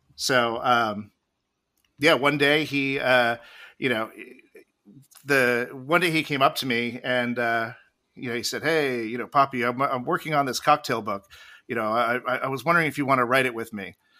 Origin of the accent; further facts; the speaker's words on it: Jersey Shore, New Jersey, United States; I grew up on the, on the Jersey Shore